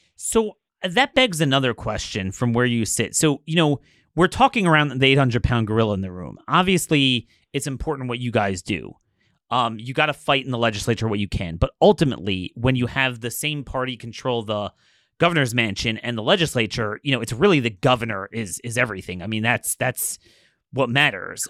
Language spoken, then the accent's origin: English; Maryland, United States; I'm from Maryland.